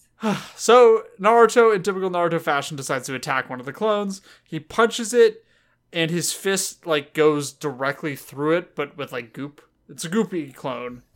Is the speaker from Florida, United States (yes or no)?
no; Los Angeles, California, United States; accent: Southern California; we're from the South Bay of Los Angeles, um, and that's where we grew up